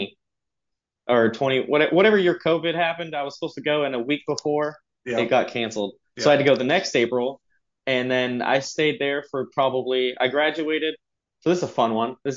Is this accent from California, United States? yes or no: yes; Long Beach, California, United States; I was born in Long Beach. I'm originally from California